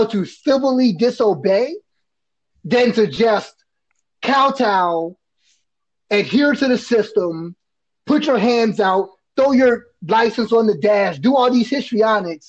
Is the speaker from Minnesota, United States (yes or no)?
no; Washington, District of Columbia, United States; I'm from Northwest DC. It's called Uptown, right? 1-4 zone.